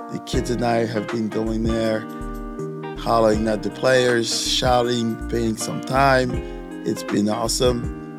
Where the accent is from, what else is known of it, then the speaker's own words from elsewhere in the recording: France; also born or lived in Canada / Senegal; now in St. Louis, United States; As you all know, I'm from France, also lived in Canada, and spent a lot of my youth in Africa, which in Senegal technically.